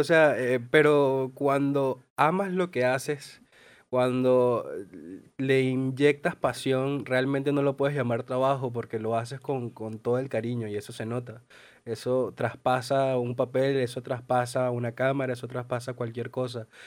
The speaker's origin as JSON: {"language": "Spanish", "country": "Venezuela", "moved": "yes", "lives_now": "Argentina", "said": "me incluyo como venezolanos y como emigrantes"}